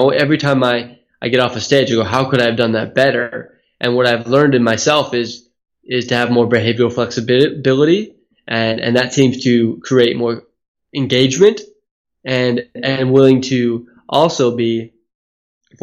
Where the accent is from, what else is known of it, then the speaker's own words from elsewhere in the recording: Silicon Valley, California, United States; moved away as an adult; also born or lived in Hawaii; now in Australia; I was born in Hawaii and then moved to Silicon Valley when my dad's company was purchased when we were in Hawaii when we were young